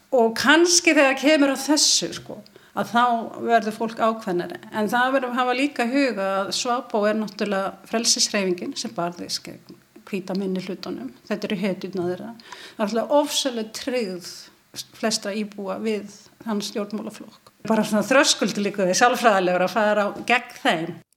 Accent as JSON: {"language": "Icelandic", "town": "Ísafjörður", "region": "Westfjords", "country": "Iceland", "said": "ég er frá Ísafyrðu"}